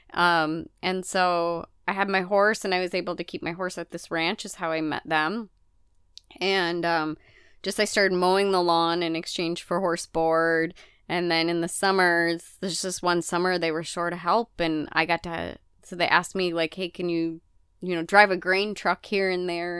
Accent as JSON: {"language": "English", "region": "Midwest", "country": "United States", "tie": "born or raised there", "also_born_or_lived": "Mississippi River area", "moved": "yes", "said": "growing up in the Midwest"}